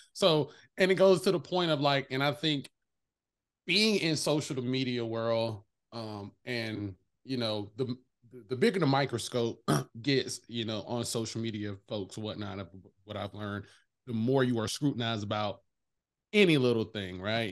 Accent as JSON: {"language": "English", "region": "the South", "country": "United States", "said": "I'm from the South"}